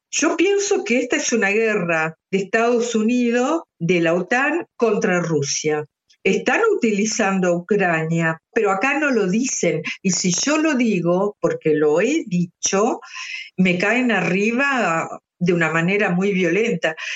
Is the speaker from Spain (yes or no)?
no; Argentina; now in Switzerland; mi país de origen, que es Argentina